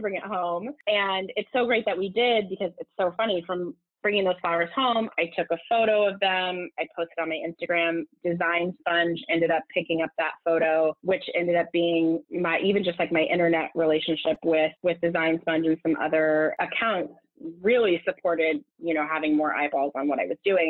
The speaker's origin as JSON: {"language": "English", "region": "Southern California", "country": "United States", "also_born_or_lived": "Los Angeles, United States", "moved": "as an adult", "lives_now": "New York, United States", "said": "I'm from Southern California and had moved"}